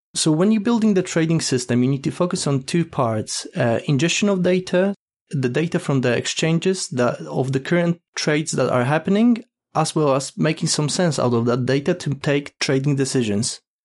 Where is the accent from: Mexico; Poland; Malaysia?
Poland; now in United Kingdom; currently living in UK, but originally I'm from Poland